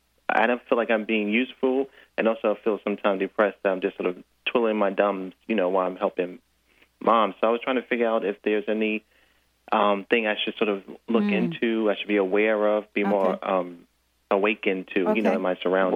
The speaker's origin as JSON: {"language": "English", "town": "New York City", "region": "New York", "country": "United States", "tie": "born or raised there", "said": "I'm in Brooklyn."}